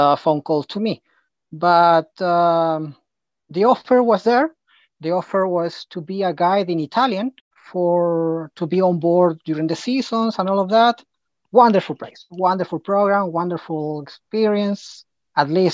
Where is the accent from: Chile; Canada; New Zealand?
Chile; Santiago, Santiago Metropolitan Region; also born or lived in Patagonia; right now I'm in my hometown in Santiago de Chile during this quarantine.